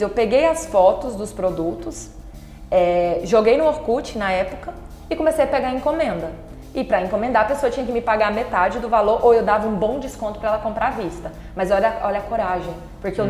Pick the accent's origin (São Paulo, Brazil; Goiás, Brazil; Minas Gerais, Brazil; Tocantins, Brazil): Tocantins, Brazil; Palmas; also born or lived in Palmeirópolis; Quando eu tinha cinco meses, os meus pais se mudaram pra cá, então eu fui criada aqui em Palmas